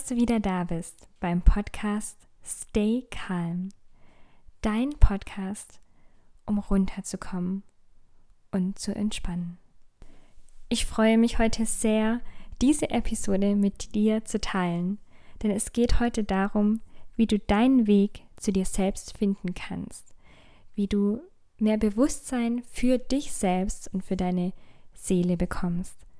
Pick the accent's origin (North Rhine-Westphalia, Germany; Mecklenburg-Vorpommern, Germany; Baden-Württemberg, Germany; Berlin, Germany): Baden-Württemberg, Germany; Hechingen; moved away; Städtchen Heching, wo ich ursprünglich auch herkomme.